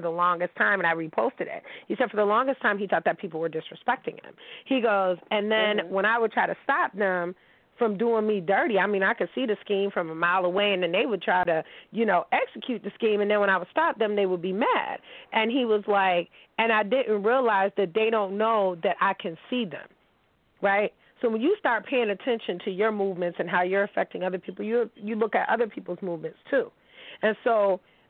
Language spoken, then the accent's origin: English; Pittsburgh, Pennsylvania, United States; I'm from Pittsburgh